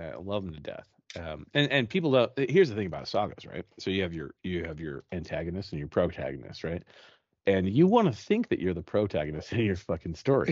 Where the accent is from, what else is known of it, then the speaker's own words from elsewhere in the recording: Utah, United States; we're from Utah